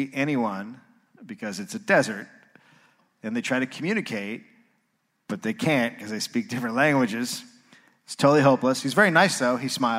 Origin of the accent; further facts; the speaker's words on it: United States; I'm an American.